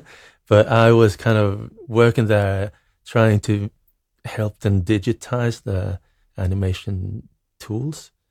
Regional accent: Norrköping, Östergötland, Sweden; moved away as an adult; also born or lived in Greece / Norway; I grew up in Norrköping, which is a, a medium sized town in Sweden. It, it's a nice town, but it's not like Stockholm or any like big, big city

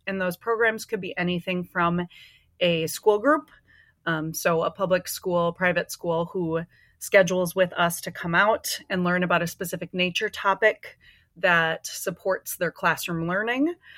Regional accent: Minnesota, United States; I grew up in Minnesota, um, been here most of my life

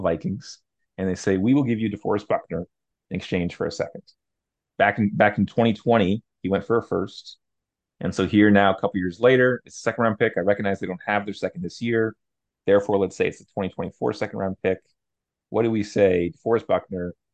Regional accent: Canada; Sam and I, we're both Canadian, we're from Canada.

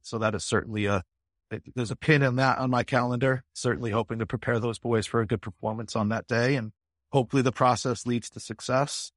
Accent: Springfield, Massachusetts, United States; I'm an American born in Springfield, Massachusetts in nineteen seventy-two

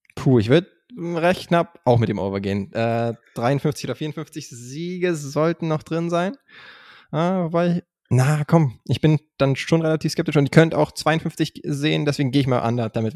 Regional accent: Germany; wir als Deutsche

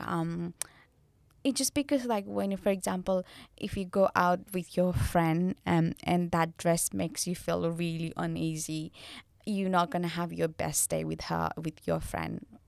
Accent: Nepal; I'm from Nepal

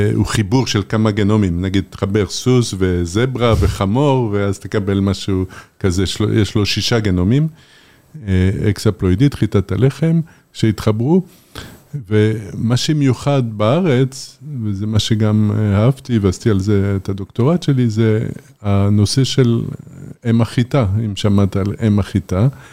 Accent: Paris, Île-de-France, France; now in Israel; אני גדלתי בפריס

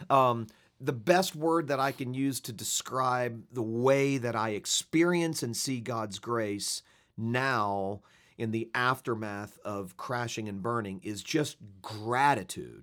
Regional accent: Fort Lauderdale, Florida, United States; moved away as an adult; also born or lived in Switzerland; my hometown of South Florida

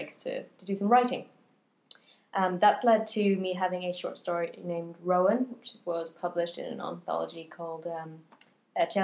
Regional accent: Sweden; moved away as an adult; now in United Kingdom; I am from Sweden, but I've lived in the UK since 2010 when I moved here to be with Amanda

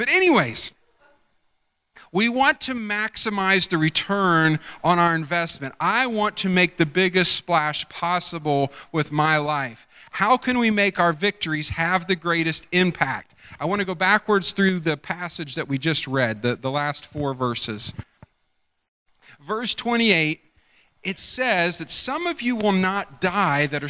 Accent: outside of Pickerington, Ohio, United States; I grew up outside of Pickerington

